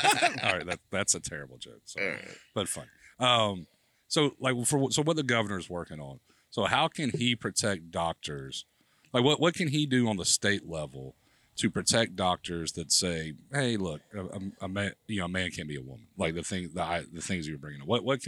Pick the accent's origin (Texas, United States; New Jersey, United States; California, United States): Texas, United States; San Antonio; born there; also born or lived in Dallas; So I was born in San Antonio.